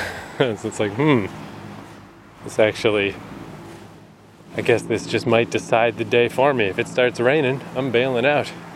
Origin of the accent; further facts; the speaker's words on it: New Brunswick, Canada; moved away as an adult; also born or lived in Vancouver, Canada; she asked where I was from and I was like, New Brunswick.